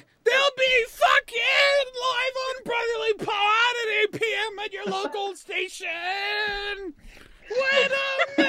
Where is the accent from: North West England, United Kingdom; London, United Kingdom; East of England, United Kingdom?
East of England, United Kingdom; born there; Because I was born in Britain. I was born in Essex, England, and now I'm British.